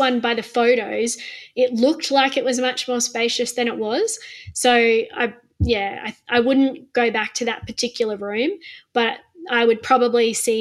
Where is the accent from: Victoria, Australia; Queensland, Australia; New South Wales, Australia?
Queensland, Australia; as a Queenslander